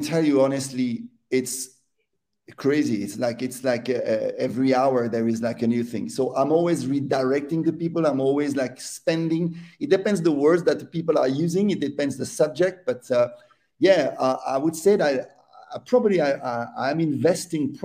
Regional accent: Neuchâtel, Switzerland; I would be 10 years old in Neuchâtel, my hometown.

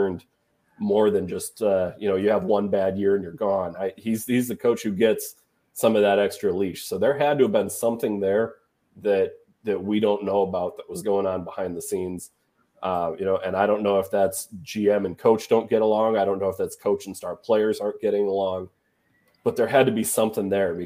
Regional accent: Minnesota, United States; now in Cincinnati, United States; I'm originally from Minnesota. I'm living in Cincinnati

